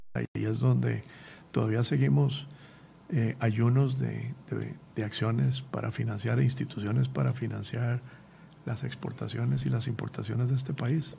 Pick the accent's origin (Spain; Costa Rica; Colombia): Costa Rica; como costarricenses